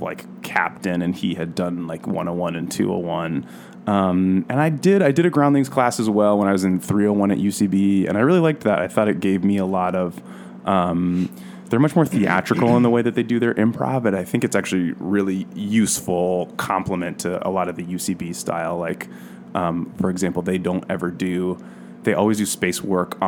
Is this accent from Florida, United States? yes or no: no; New York, United States; now in Los Angeles, United States; I grew up in New York, actually 2 hours north of the city